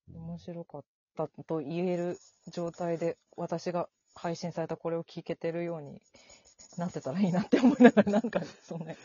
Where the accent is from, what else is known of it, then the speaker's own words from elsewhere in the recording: Tokyo, Japan; 私も南氏も東京出身